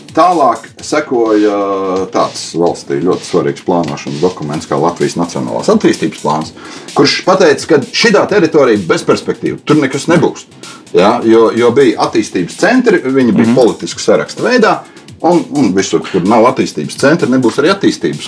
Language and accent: Latvian; Suiti, Kurzeme, Latvia; mēs esam piedzimuši gan latvieši, jā, uh, kas mums ir svarīgi, un, un mēs esam piedzimuši arī suiti.